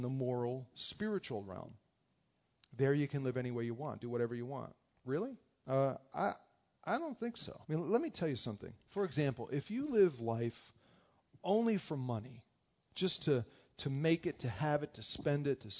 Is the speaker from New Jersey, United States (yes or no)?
yes; New Jersey, United States; moved away; We grew up together in New Jersey